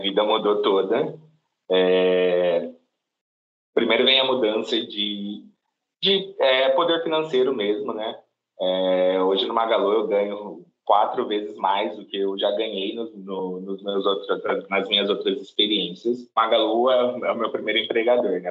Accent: Cajobi, São Paulo, Brazil; Eu sou natural de uma cidade do interior de São Paulo, uma cidade pequena, se chama Cajobi

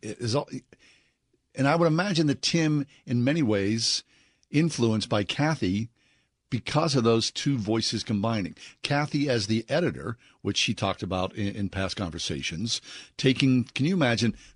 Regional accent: Swissvale, Pennsylvania, United States; grew up in Swissvale

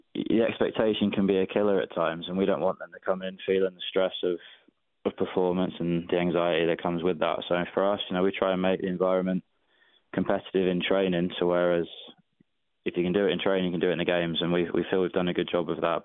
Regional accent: England, United Kingdom; now in Atlanta, United States; when I was growing up in England, my local club didn't didn't even want girls to play

